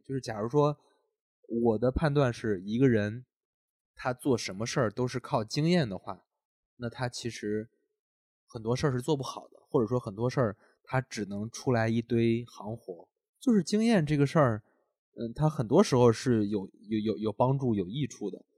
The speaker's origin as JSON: {"language": "Chinese", "region": "Henan", "country": "China", "moved": "yes", "said": "因为咱们都是从河南出来的嘛"}